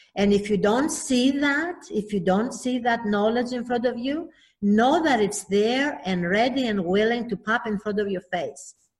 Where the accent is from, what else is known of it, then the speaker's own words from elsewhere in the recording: Athens, Attica, Greece; moved away; I'm originally from Athens, Greece